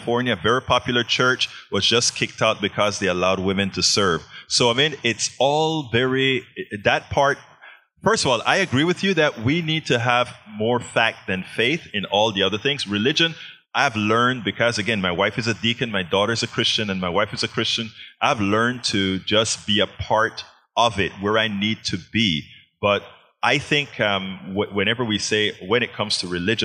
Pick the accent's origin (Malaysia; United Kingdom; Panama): Panama; also born or lived in Texas, United States; now in United States; I'm from Panama, so I was a Catholic.